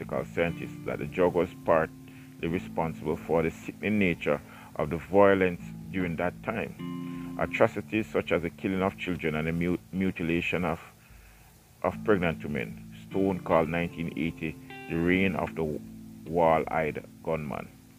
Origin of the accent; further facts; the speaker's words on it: Jamaica; growing up in Jamaica